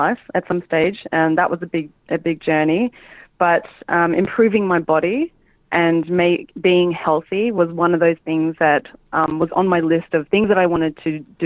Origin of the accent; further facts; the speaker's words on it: Melbourne, Victoria, Australia; I grew up in Melbourne